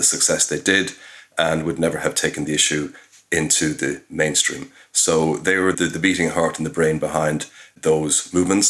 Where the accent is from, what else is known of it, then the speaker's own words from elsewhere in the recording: Cork, Munster, Ireland; moved away; I'm from Cork City. I haven't lived in Ireland for many years